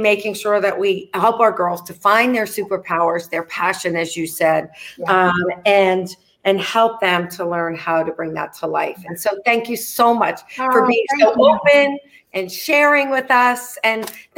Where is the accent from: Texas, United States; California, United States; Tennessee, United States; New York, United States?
New York, United States; I'm a New Yorker